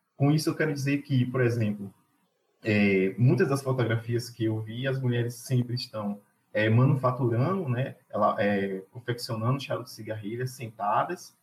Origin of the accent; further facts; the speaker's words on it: Castro Alves, Bahia, Brazil; also born or lived in Cruz das Almas / Muritiba; Eu sou do Recôncavo, nasci na cidade de Castro Alves, morei alguns anos em Cruz das Almas e também morei em Muritiba